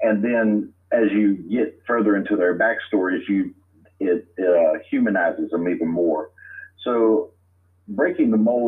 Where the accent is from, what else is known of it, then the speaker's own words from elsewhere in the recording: Lecompte, Louisiana, United States; also born or lived in Alexandria, Louisiana / Forest Hill, Louisiana / Woodworth, Louisiana; I was born in Alexandria, Louisiana, and raised just south of there in a little town named LeCount and Forest Hill, and I currently live in Woodworth, Louisiana now